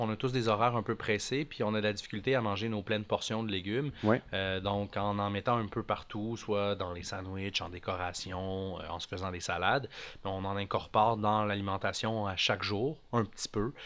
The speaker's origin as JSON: {"language": "French", "town": "Montreal", "region": "Quebec", "country": "Canada", "tie": "born or raised there", "said": "je, suis né à Montréal, j'ai grandi là-bas"}